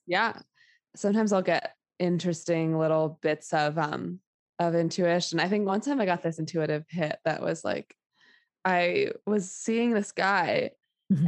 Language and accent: English; New York City, New York, United States; I grew up in New York City during a 9 11. I was like eight years old and lived like within evacuation zone in Manhattan